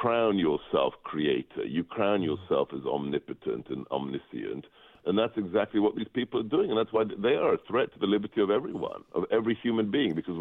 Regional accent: England, United Kingdom; now in United States; I was born and educated in England, and I was in a debate club in high school

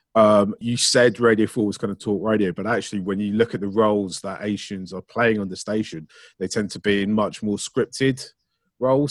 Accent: Ealing, London, United Kingdom; I grew up in Ealing

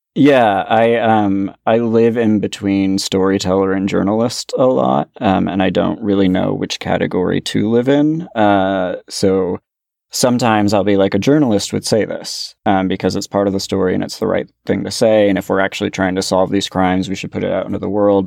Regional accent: Bay Area, California, United States; growing up in the Bay Area in the early eighties

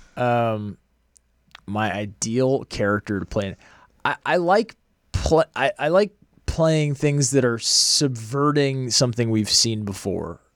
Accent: outside of Boston, Massachusetts, United States; moved away as an adult; also born or lived in Los Angeles; I grew up outside of Boston

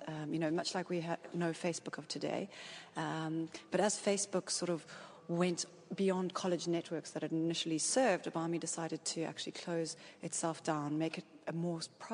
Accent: South Africa; I come from South Africa

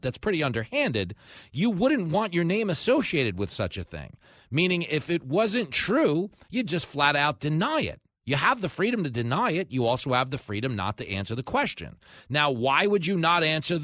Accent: Long Island, New York, United States; from Long Island

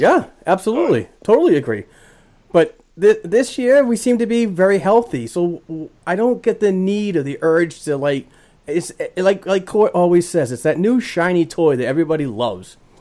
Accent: Boston, Massachusetts, United States; born or raised there

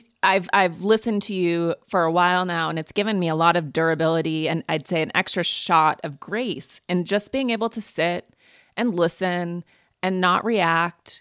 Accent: Montana, United States; moved away; I'm from Montana, which is a purple state

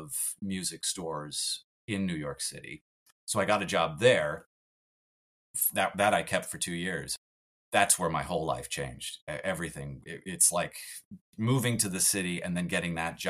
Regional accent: Montreal, Quebec, Canada; My hometown was just about like any other American or Canadian hometown. It was the suburbs of Montreal

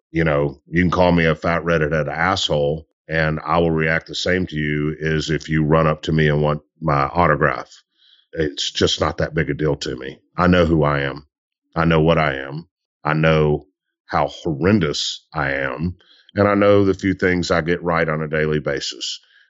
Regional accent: Mississippi Delta, United States; I am from the Delta South, where cotton is king

